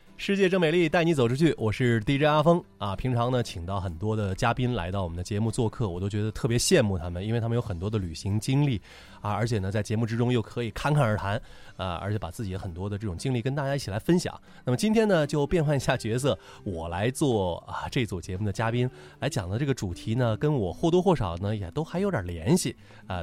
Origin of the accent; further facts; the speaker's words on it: Luoyang, Henan, China; 来说一说洛阳，也就是我的家乡了